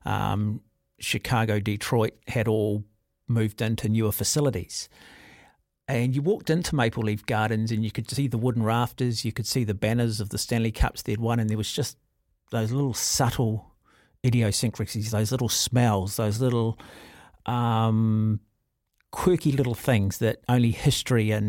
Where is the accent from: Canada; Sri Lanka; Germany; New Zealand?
New Zealand; Auckland; I grew up in Mount Albert and Western Springs is just over the hill